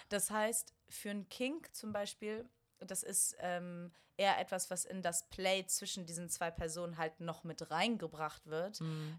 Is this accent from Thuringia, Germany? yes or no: no; Bonn, North Rhine-Westphalia, Germany; now in Berlin, Germany; ich komme aus Bonn